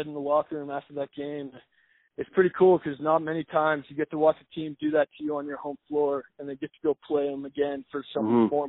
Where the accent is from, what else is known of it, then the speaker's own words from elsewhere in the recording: United States; also born or lived in Ontario, Canada; Just being the only American